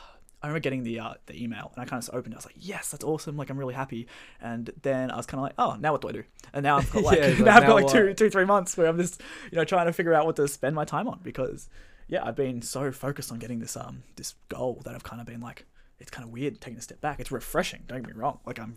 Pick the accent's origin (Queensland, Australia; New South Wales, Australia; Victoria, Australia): Victoria, Australia; Bayside; now in Melbourne, Australia; Well, I guess I'll start with … I grew up down in Bayside. I've been studying my undergrad at Melbourne.